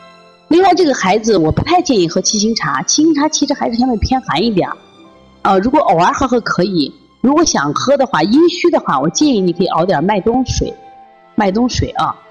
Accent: Shaanxi, China; 你像我们陕西人这样吃行不行？不行。那么，让广东人喝这个加多宝没问题，像我们这个北方人就不要喝了。

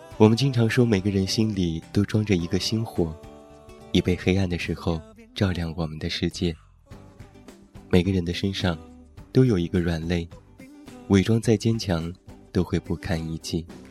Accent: Taiyuan, Shanxi, China; moved away; 现在在我的家乡山西太原

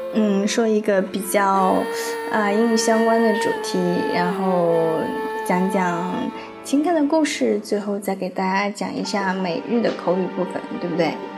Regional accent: China; 我们中国人

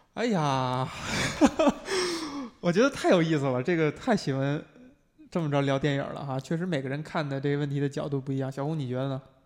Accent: China; 我们中国人

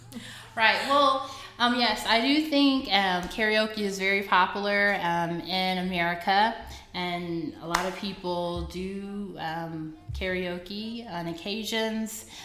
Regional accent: Fort Worth, Texas, United States; moved away as an adult; also born or lived in Brazil / South Korea; now in China; I'm from Fort Worth, Texas.

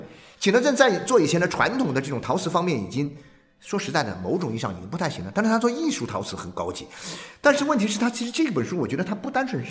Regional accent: Jiangxi, China; also born or lived in Jingdezhen; 我自己作为一个江西人，我曾经有这种感觉。我也很小的时候，也因为家里的原因，在景德镇生活过两年时间。

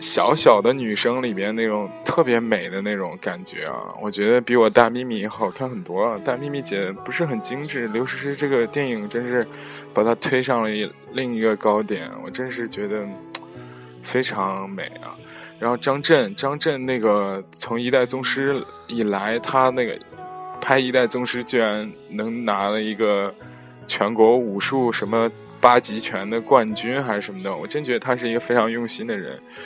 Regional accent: Zhengzhou, Henan, China; moved away as an adult; now in Netherlands; 我们的家乡是在河南省的郑州市，那个我们现在在家乡

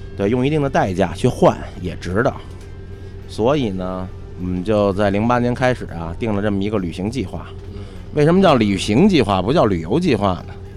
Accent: China; 我们是中国人

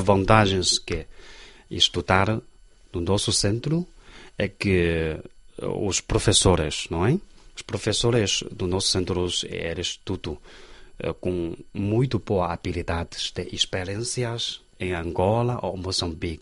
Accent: Xi'an, Shaanxi, China; Portuguese is a second language; eu sou de Xi'an

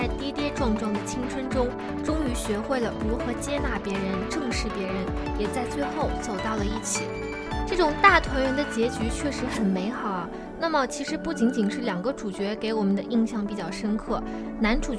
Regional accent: Taiyuan, Shanxi, China; moved away as an adult; now in Chongqing, China; 对我们都是来自同一个地方啊，都是来自太原。

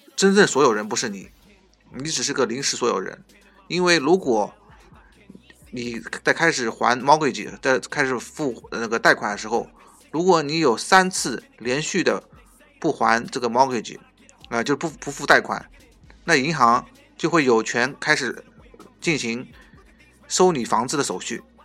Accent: China; 我们中国人呢，是，可能是因为有这个culture的关系，就是，呃，骨子里面可能就是比较喜欢买房嘛

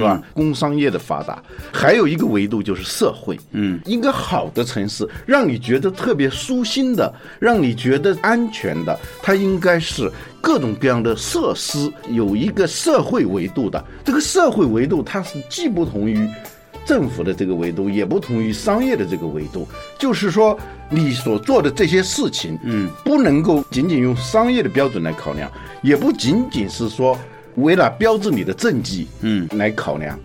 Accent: Hubei, China; now in Beijing, China; 这是湖北，这是我们的老家

